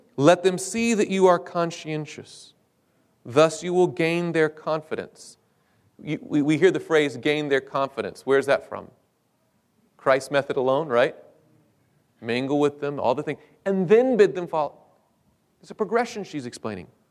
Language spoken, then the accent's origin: English; United States; I was from the States